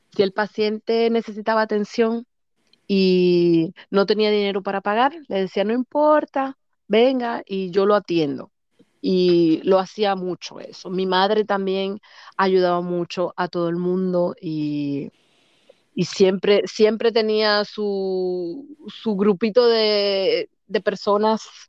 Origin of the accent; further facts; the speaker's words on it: Santo Domingo, Distrito Nacional, Dominican Republic; moved away as an adult; now in Germany; nací en Santo Domingo, en el que se llamaba antes Centro Médico Nacional